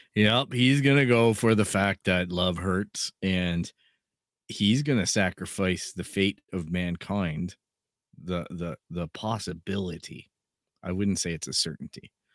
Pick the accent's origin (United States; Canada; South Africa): Canada; being Canadian